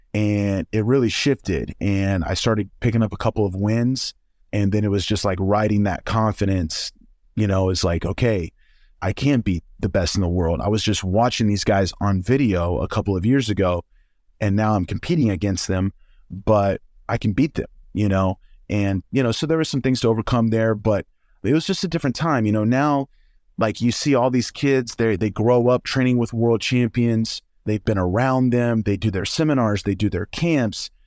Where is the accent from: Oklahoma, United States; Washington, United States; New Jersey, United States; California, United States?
Oklahoma, United States; I'm from Oklahoma.